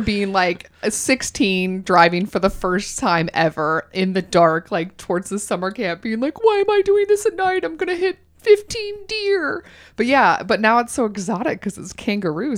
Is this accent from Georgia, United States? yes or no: yes; Augusta, Georgia, United States; moved away as an adult; also born or lived in New York; now in Los Angeles, United States; when I was growing up in Georgia, I lived in Augusta, Georgia